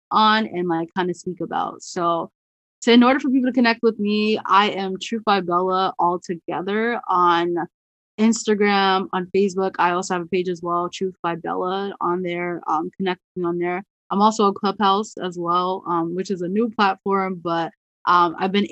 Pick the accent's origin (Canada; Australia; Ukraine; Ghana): Ghana; being the Ghanaian, like sometimes I hear different last name pronunciations.